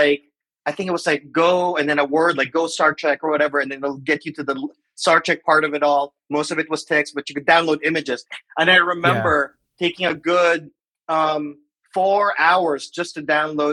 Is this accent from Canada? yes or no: no; Manila, Metro Manila, Philippines; moved away as an adult; also born or lived in San Francisco, United States; now in Seattle, United States; I was born and raised in the Philippines. I lived there in Manila for 25 years.